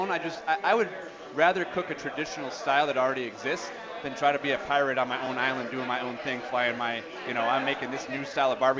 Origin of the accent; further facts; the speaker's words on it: Chicago, Illinois, United States; I'm from Chicago.